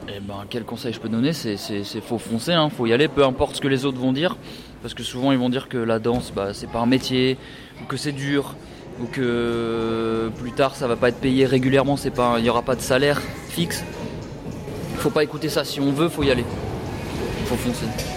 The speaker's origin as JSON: {"language": "French", "town": "Annecy", "region": "Auvergne-Rhône-Alpes", "country": "France", "moved": "as an adult", "lives_now": "Île-de-France, France", "said": "je viens d'Annecy, donc c'est pas très loin de Genève. Et euh, ça fait 5 ans que j'habite en Ile-de-France"}